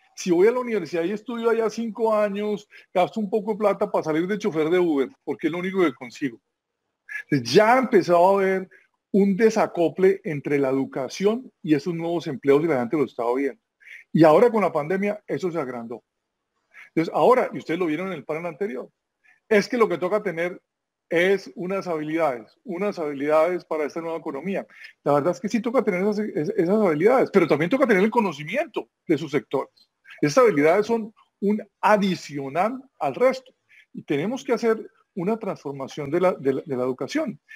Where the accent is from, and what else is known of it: Colombia